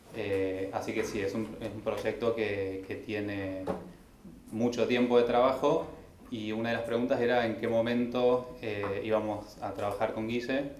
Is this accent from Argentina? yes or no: yes; Traslasierra, Córdoba, Argentina; yo soy de Córdoba, de, de Tras la Sierra, donde se filmó la película